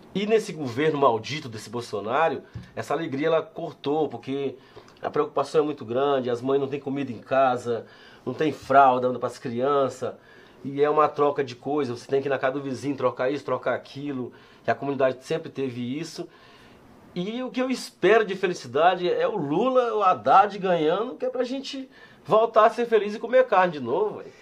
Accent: São Luís, Maranhão, Brazil; also born or lived in Barra do Corda, Maranhão / São Paulo; now in Ribeirão Preto, Brazil; eu sou de São Luís do Maranhão, eu cheguei aqui há 18 anos atrás, 19 anos atrás

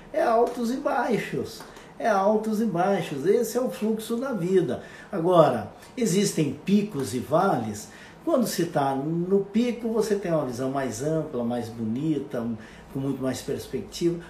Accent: Monte Carlo, Santa Catarina, Brazil; Monte Carlo, aonde eu nasci. E isso fica no oeste catarinense, numa pequena comunidade com 8, 9 mil habitantes.

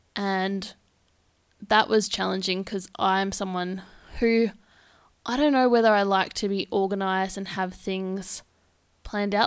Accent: Victoria, Australia; moved away as an adult; now in Perth, Australia; I am from Victoria, and I've just made the move across to Perth

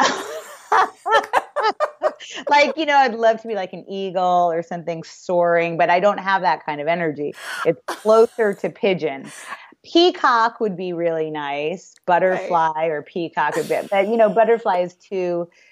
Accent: New York City, New York, United States; moved away; I grew up in New York City

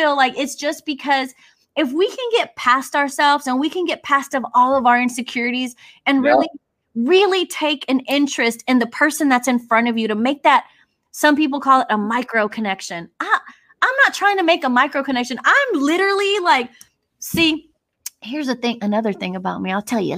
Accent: Houston, Texas, United States; I'm Mexican American from Southwest Houston.

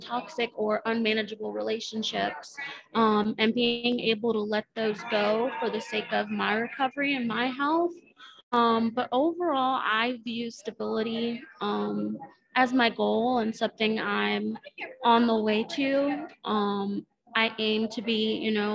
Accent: Maryland, United States; moved away as an adult; now in Panama City, United States; So I am originally actually from Maryland

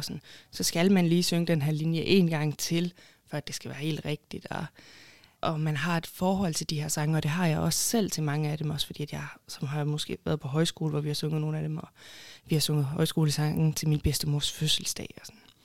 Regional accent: Haderslev, Southern Denmark, Denmark; moved away as an adult; also born or lived in Copenhagen; jeg er fra Haderslev, og så har jeg boet i København i cirka syv år. Og så flyttede jeg så tilbage til Haderslev

